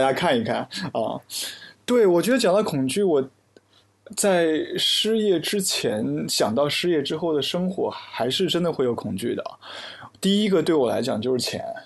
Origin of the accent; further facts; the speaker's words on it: Hefei, Anhui, China; now in Hong Kong; 我的家乡合肥